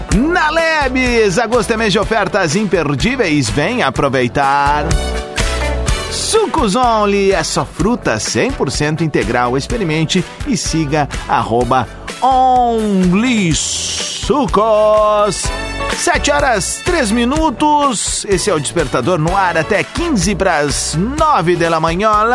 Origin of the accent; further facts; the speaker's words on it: Viamão, Rio Grande do Sul, Brazil; minha infância em Viamão